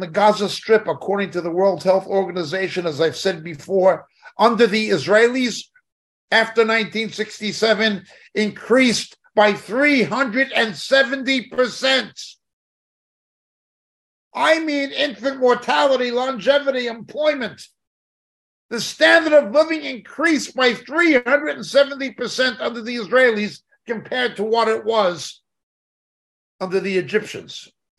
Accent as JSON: {"language": "English", "country": "United States", "said": "Yeah, I'm Irish American."}